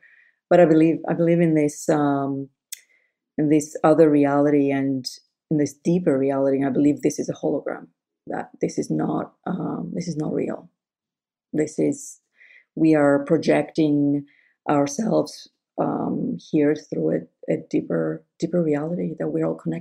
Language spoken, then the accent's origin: English; Greece; moved away; I grew up Greek Orthodox in Greece.